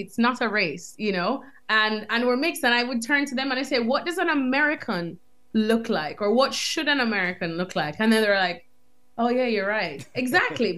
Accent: Jamaica; moved away as an adult; also born or lived in United States; now in London, United Kingdom; growing up in Jamaica

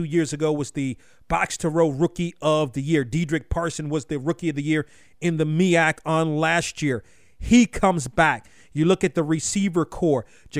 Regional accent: Washington, District of Columbia, United States; you can hear by the music, we're taking it to our nation's capital in my hometown, the Washington, D.C. area

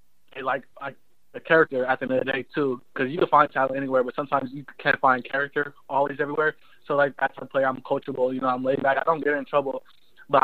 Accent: California, United States; moved away as an adult; also born or lived in North Carolina

